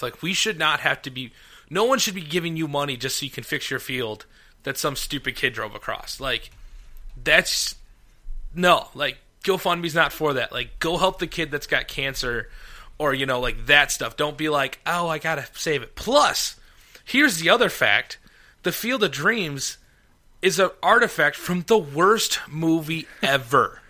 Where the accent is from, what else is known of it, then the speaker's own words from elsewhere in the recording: Iowa, United States; moved away as an adult; now in Illinois, United States; Alex and I were both born and raised in Iowa